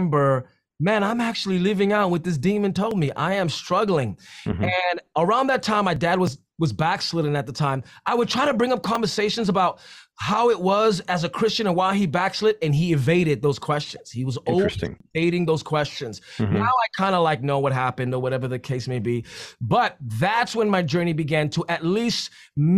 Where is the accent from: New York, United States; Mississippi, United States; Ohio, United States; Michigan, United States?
New York, United States; New York City; I'm from the Bronx, so we're always living in the extremes